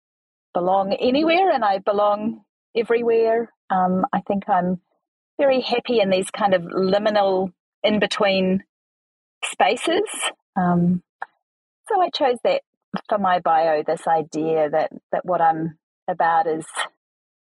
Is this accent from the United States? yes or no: no; New Zealand; accent: Kiwi; my very Kiwi accent